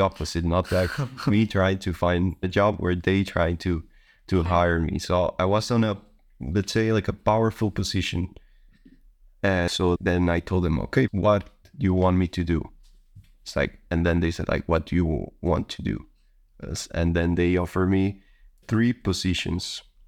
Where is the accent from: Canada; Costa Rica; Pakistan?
Costa Rica; moved away as an adult; now in Netherlands; I'm from Costa Rica. I've been here already in the Netherlands for one year and eight months.